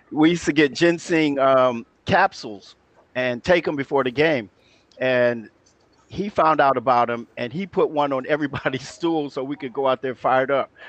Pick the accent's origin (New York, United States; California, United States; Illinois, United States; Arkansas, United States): California, United States; Los Angeles; also born or lived in San Antonio, Texas; moved to Los Angeles about the third grade